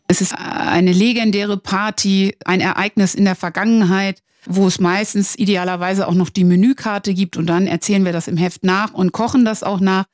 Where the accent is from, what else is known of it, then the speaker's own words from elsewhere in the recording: Northern Germany, Germany; ich als Norddeutsche